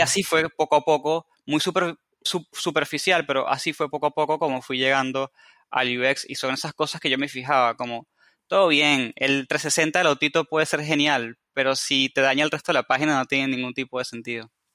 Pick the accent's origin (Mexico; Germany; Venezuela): Venezuela; moved away as an adult; now in Argentina; soy de Venezuela y vivo en Argentina hace cuatro años. Así que si escuchan una mezcla de acentos y tonadas raras